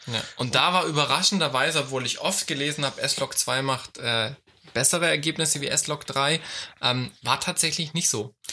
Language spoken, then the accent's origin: German; Germany; ich komme aus Deutschland